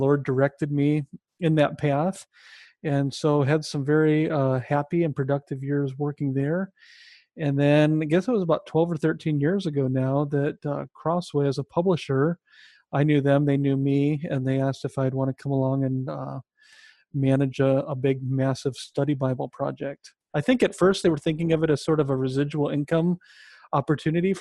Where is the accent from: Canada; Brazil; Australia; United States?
United States; Sioux City, Iowa; moved away as an adult; also born or lived in Minneapolis, Minnesota; I grew up in Iowa, in Sioux City, Iowa, where I met my wife